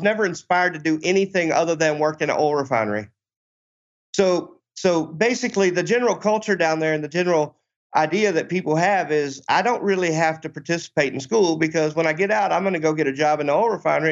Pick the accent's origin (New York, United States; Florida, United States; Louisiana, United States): Louisiana, United States; I'm from Louisiana